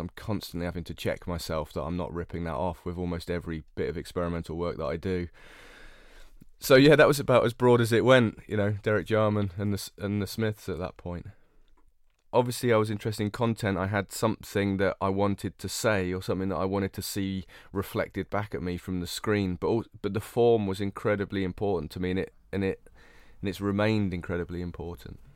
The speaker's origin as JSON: {"language": "English", "area": "North Cornwall", "region": "South West England", "country": "United Kingdom", "tie": "born or raised there", "said": "I grew up in North Cornwall"}